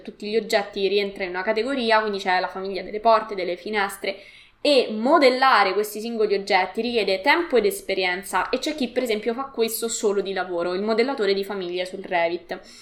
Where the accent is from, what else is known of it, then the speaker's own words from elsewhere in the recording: Latina, Lazio, Italy; also born or lived in Rome; sono di Latina e quindi ho frequentato l'università a Roma